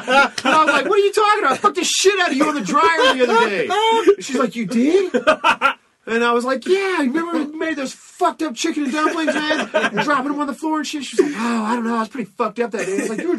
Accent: the South, United States; I'm from the South.

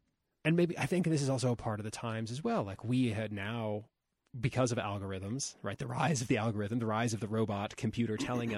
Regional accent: Ohio, United States; also born or lived in Florida; But like growing up in Ohio and Florida and various other places.

